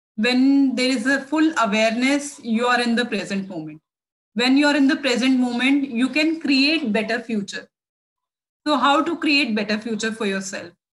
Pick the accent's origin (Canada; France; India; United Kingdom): India; also born or lived in New Delhi, India; I'm from India